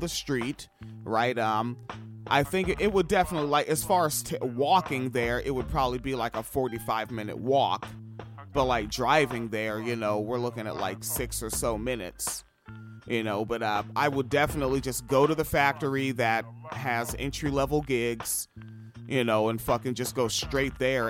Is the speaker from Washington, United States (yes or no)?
yes; Washington, United States; moved away; also born or lived in Midwest; growing up in Washington State.